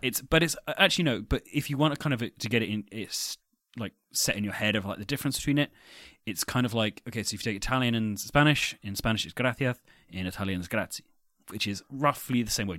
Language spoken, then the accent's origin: English; England, United Kingdom; accent: English; as an English person